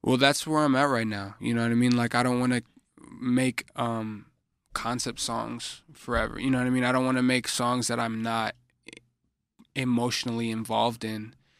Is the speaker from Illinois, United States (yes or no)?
yes; Chicago, Illinois, United States; I'm a artist from Chicago